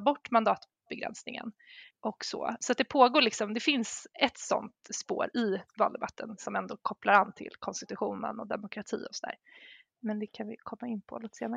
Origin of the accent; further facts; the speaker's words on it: Sweden; som svensk